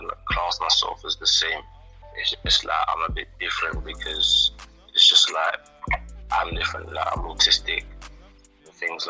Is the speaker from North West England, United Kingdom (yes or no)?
no; London, United Kingdom; the area where I grew up in East London